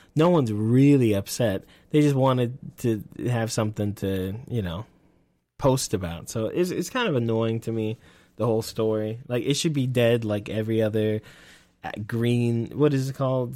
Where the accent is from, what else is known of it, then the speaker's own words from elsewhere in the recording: Texas, United States; accent: Texas; I'm from Texas.